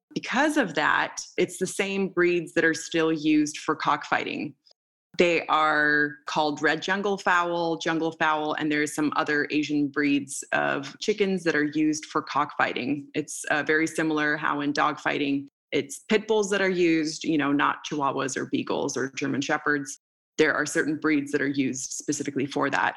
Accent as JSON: {"language": "English", "country": "Moldova", "tie": "born or raised there", "moved": "yes", "said": "So I grew up in Moldova at the time when I was born and up until I was about six years old."}